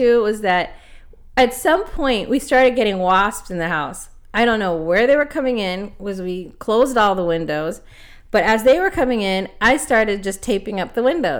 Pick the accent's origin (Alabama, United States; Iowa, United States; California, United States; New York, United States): California, United States; Los Angeles; I'm originally from Los Angeles, and growing up, I didn't really see or feel that tug